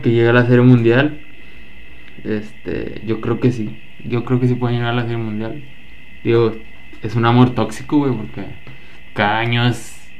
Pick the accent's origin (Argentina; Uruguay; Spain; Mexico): Mexico; nosotros siendo mexicanos